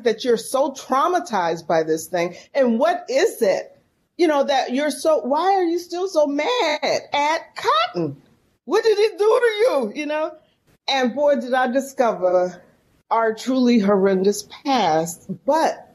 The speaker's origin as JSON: {"language": "English", "town": "San Francisco", "region": "California", "country": "United States", "tie": "born or raised there", "moved": "as an adult", "lives_now": "Mississippi, United States", "said": "I'm from San Francisco, born and raised in San Francisco, California"}